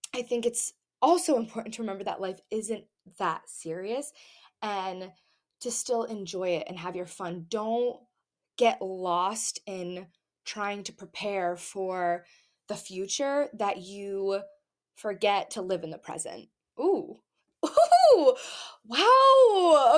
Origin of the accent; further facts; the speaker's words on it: New England, United States; all of my family is here in Massachusetts, Rhode Island, like everybody is here